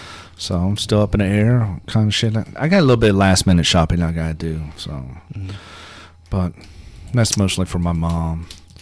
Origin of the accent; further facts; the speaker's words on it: Hannibal, Missouri, United States; moved away; my hometown's kind of like West Virginia. There's a lot of meth heads and heroin. That's true. Opioids. And for it being a tourist town, no one ever pulls back the curtain and actually sees what's really going on and how degraded Hannibal, Missouri is.